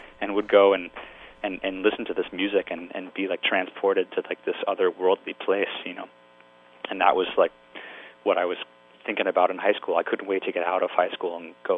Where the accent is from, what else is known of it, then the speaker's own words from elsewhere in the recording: Glen Ridge, New Jersey, United States; I grew up in Glen Ridge, New Jersey, which is Essex County. I mean, it's like 15 miles, you know, to the Lincoln Tunnel.